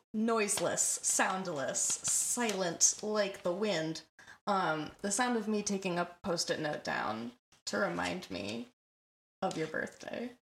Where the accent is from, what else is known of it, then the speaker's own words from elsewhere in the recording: Michigan, United States; also born or lived in Southern California; I'm I'm born born in South California and lived there for a couple of years before transitioning to Michigan